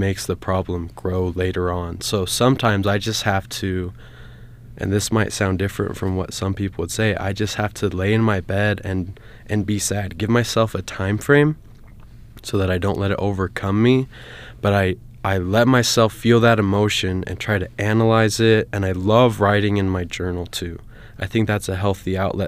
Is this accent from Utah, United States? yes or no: yes; American Fork, Utah, United States; I'm from American Fork, Utah, and I went to Lone Peak High School.